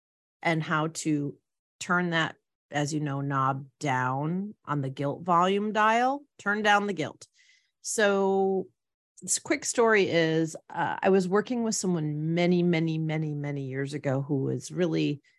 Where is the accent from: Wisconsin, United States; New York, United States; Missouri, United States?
Wisconsin, United States; I used to feel like when I went back to my home state, for those of you that don't recall, it's Wisconsin. And I used to say it as if I was from Wisconsin.